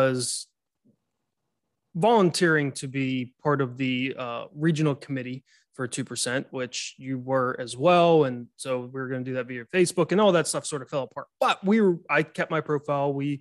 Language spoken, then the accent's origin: English; Southwest Pennsylvania, United States; I'm from Pennsylvania, Southwest Pennsylvania